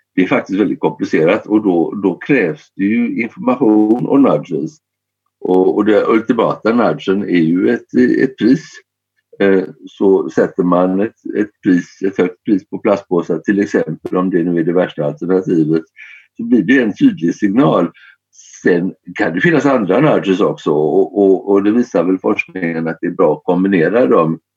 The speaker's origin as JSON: {"language": "Swedish", "country": "Sweden", "said": "jag kommer från ett land där vi har en skatt på 170 dollar per ton för tillfället"}